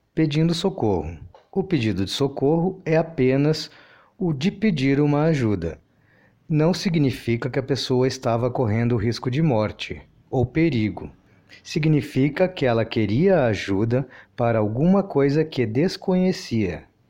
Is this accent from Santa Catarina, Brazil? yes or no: no; Rio Grande do Sul, Brazil; eu sou da região sul, sou gaúcho